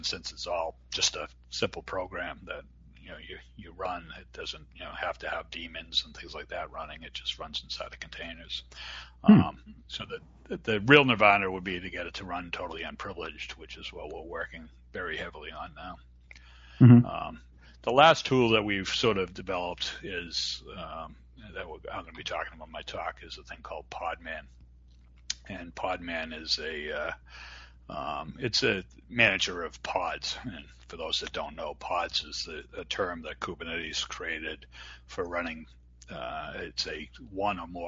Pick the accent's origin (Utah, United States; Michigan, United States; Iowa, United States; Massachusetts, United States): Massachusetts, United States; Boston; accent: Boston; my Boston accent